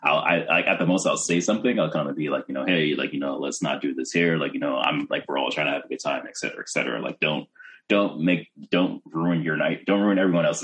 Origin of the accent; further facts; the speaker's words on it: New York, United States; I'm from New York